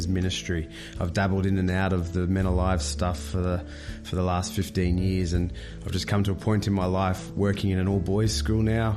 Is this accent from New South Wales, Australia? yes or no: no; Brisbane, Queensland, Australia; I'm from Brisbane.